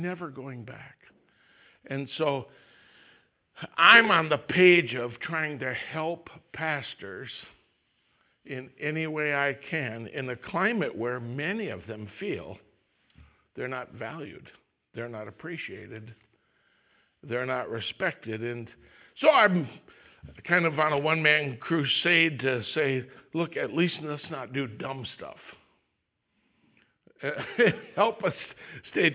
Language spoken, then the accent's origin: English; Wisconsin, United States; I'm from Wisconsin